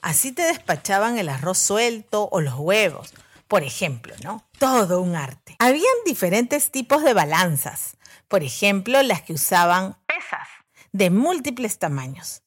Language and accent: Spanish; Callao, Peru; Cuando era pequeña viví en el Callao, en la calle García Calderón, a media cuadra de la iglesia Don Bosco